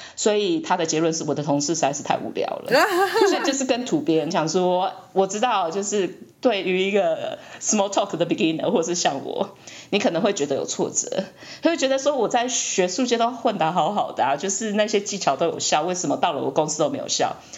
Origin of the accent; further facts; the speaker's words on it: Taiwan; moved away as an adult; 我从台湾来啊，然后我最近刚从学术界转到业界啊